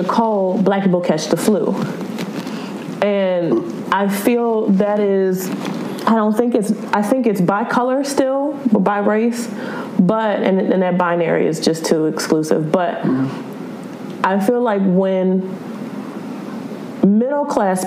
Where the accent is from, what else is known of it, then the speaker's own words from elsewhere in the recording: the South, United States; I'm from the South